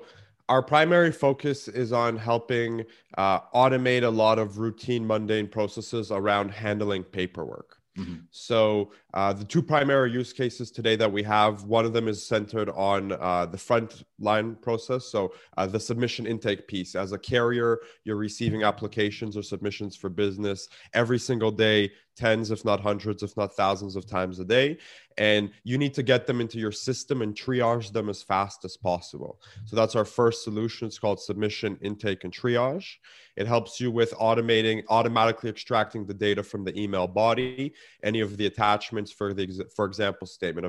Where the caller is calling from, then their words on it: Toronto, Ontario, Canada; Snowy Toronto, Canada. We had a nice blanketing of snow.